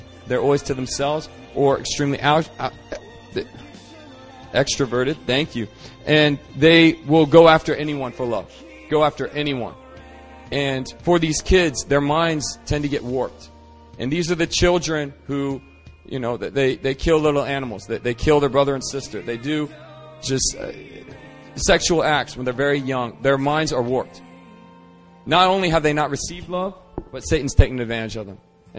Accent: United States; moved away as an adult; now in South Korea; I grew up in America.

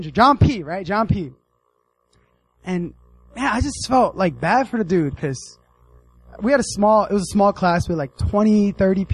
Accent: United States; moved away; I grew up in the States

